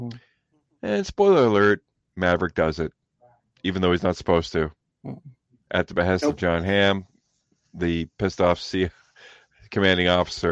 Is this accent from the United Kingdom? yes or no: no; Canada; I'm Canadian.